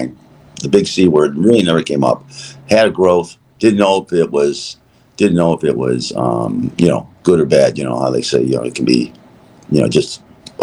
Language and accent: English; Chicago, Illinois, United States; We're from Chicago